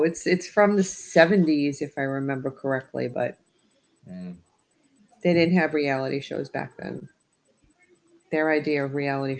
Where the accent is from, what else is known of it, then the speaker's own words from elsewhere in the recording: New York, United States; moved away; also born or lived in New Jersey; I was originally from New York. I was born and raised in New York, so you never can get the Bronx out of me.